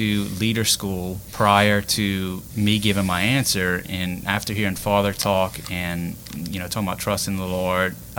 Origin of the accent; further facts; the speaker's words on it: Jeanerette, Louisiana, United States; also born or lived in New Iberia / Lafayette; now in Youngsville, United States; I'm originally from the Generette area, born and raised